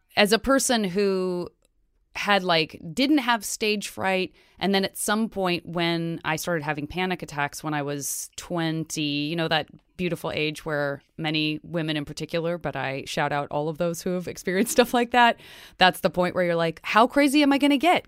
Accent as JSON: {"language": "English", "town": "Tucson", "region": "Arizona", "country": "United States", "tie": "born or raised there", "moved": "yes", "said": "I'm from Tucson, Arizona."}